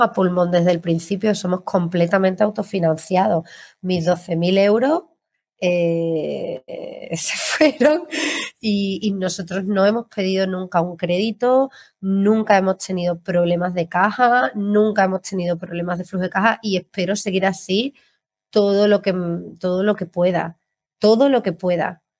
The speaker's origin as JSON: {"language": "Spanish", "town": "Seville", "region": "Andalusia", "country": "Spain", "moved": "yes", "lives_now": "Málaga, Spain", "said": "yo vivo en Málaga, pero soy sevillana"}